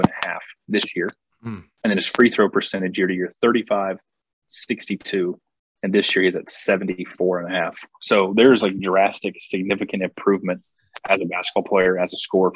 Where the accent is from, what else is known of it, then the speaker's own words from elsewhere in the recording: Chattanooga, Tennessee, United States; Chattanooga, Tennessee is my hometown